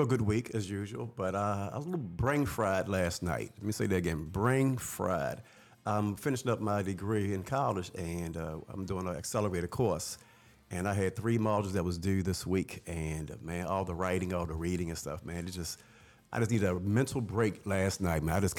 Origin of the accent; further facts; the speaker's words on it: Baltimore, Maryland, United States; I'm going to be up there because I'm from Baltimore.